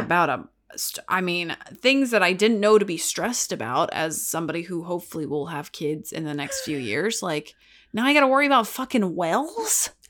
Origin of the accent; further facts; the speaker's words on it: Texas, United States; moved away; my home state